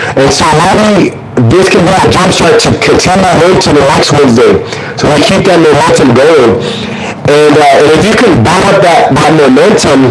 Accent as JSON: {"language": "English", "town": "Corpus Christi", "region": "Texas", "country": "United States", "tie": "born or raised there", "also_born_or_lived": "Bay City, Texas", "said": "my mom decided to move us to a better city. And then that was Corpus Christi"}